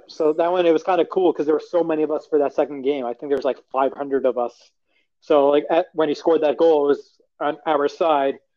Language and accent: English; Long Island, New York, United States; I grew up in Long Island, New York